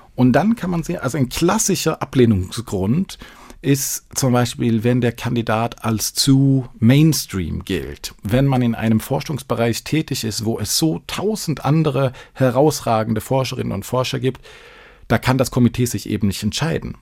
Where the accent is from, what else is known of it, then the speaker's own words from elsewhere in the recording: Sweden; now in Düsseldorf, Germany; als Schwede